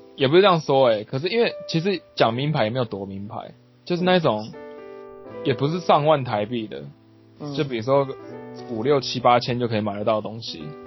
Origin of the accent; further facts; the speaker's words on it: southern Taiwan, Taiwan; first language Taiwanese Hokkien; Chinese is a second language; also born or lived in France / United States; now in Japan; 就是我们都是南部的